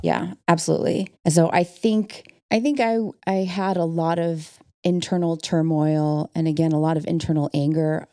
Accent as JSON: {"language": "English", "town": "Okemos", "region": "Michigan", "country": "United States", "tie": "born or raised there", "said": "I was born in Okemos, Michigan, in a town that's very small and very white"}